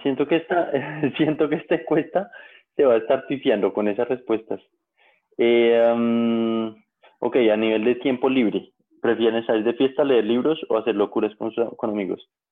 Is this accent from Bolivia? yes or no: no; Colombia; como colombianos